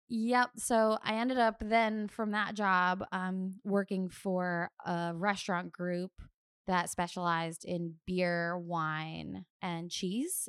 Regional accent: Doylestown, Pennsylvania, United States; moved away as an adult; also born or lived in Alexandria, Virginia / Philadelphia, Pennsylvania; now in Maine, United States; grew up I guess, more or less, uh, in Bucks County, Pennsylvania

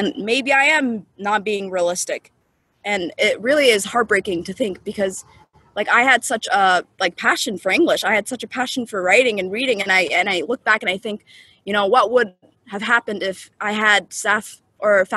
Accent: Portland, Maine, United States; first language Somali; English is a second language; also born or lived in Kenya; So I grew up in Portland, Maine

